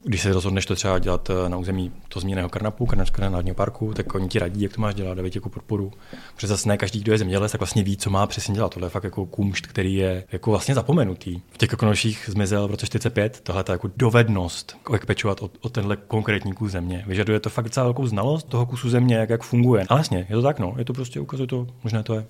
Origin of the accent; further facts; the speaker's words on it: Czechia; já jsem z Krkonoš